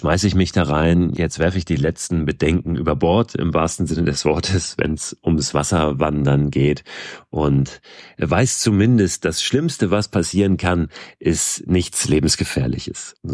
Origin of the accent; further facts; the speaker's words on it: Schleswig-Holstein, Germany; in einem Ort ganz in der Nähe von dort, wo ich groß geworden bin, in Schleswig-Holstein, unweit von Hamburg.